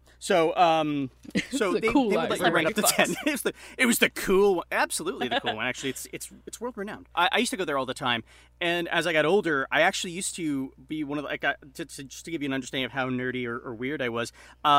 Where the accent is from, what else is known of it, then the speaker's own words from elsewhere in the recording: Long Island, New York, United States; when I grew up on Long Island